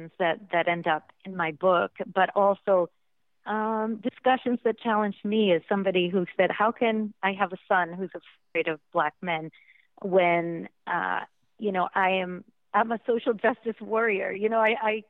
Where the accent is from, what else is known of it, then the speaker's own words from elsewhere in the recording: Massachusetts, United States; moved away; I'm from this Italian American town in Massachusetts. There wasn't much diversity when I was growing up